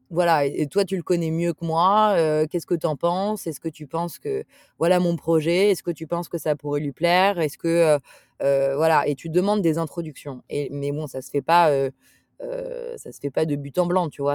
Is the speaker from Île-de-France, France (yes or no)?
yes; Paris, Île-de-France, France; j'ai grandi à Paris